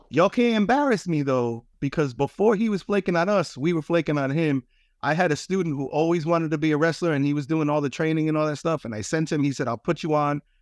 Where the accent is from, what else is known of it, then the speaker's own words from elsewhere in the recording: East Providence, Rhode Island, United States; I'm from East Providence, so my final move is traffic